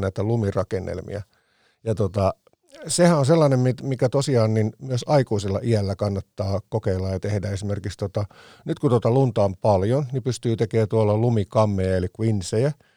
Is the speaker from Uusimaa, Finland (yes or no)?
yes; Vantaa, Uusimaa, Finland; Helsingin maalaiskunta, se, mit, mitä tota, se oli silloin kun synnyin, eli koin vahvasti identiteettini Tikkurilaan